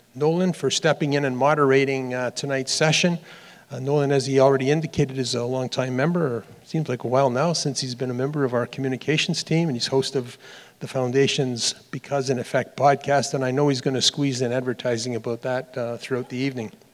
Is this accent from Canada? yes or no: yes; Dundas, Ontario, Canada; moved away; Dundas, for those of you who've never been, is the most beautiful little town in the entire country. It's my hometown.